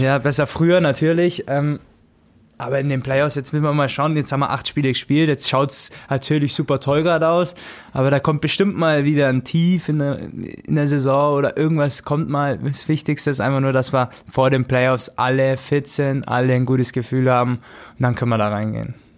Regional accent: Augsburg, Bavaria, Germany; ich bin aus Augsburg

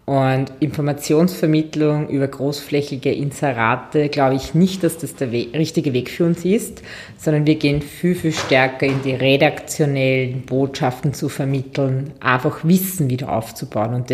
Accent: Lower Austria, Austria; born there; bin 39 Jahre alt, Mama von Zwillingsmädchen, die jetzt zweieinhalb Jahre alt sind, äh, gebürtige Waldviertlerin, dann Wirtschaft und Tourismus studiert, international unterwegs gewesen

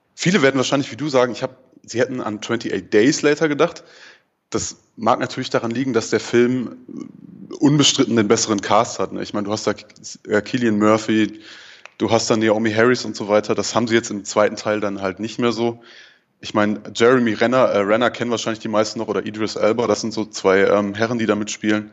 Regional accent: Ruhr area, North Rhine-Westphalia, Germany; now in Marburg, Germany; Ich komme ursprünglich aus dem Ruhrpott

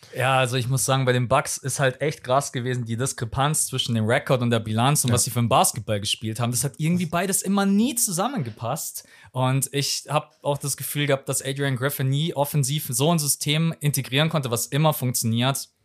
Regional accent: Munich, Bavaria, Germany; Ich bin gebürtiger Münchner, bin hier aufgewachsen

